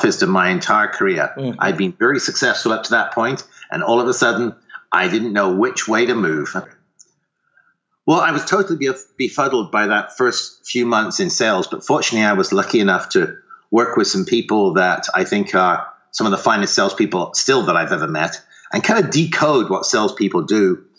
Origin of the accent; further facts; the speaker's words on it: United Kingdom; accent: faint accent; moved away as an adult; also born or lived in Ottawa, Canada; now in Sonoma, United States; started off in the UK, and you may hear a faint accent there, but I started in the UK